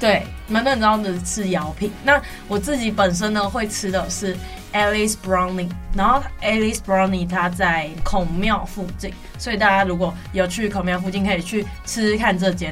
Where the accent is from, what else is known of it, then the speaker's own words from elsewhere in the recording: Tainan, Taiwan; 本身我是台南人